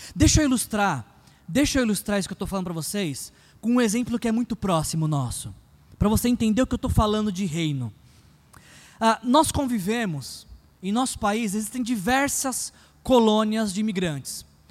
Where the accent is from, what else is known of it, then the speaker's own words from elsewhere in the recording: São Paulo, Brazil; sou de São Paulo